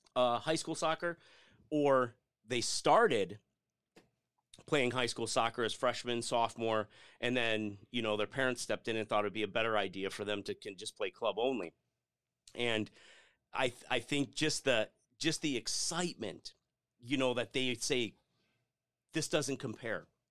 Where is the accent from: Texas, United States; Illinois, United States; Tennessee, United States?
Illinois, United States; Lombard; moved away as an adult; also born or lived in DeKalb, Illinois; now in Arizona, United States; I grew up just outside Chicago in a town called Lombard.